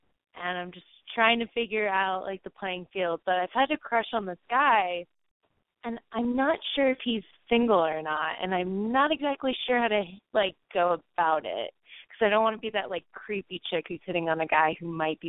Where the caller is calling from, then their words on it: Denver, Colorado, United States; I am calling from Denver, Colorado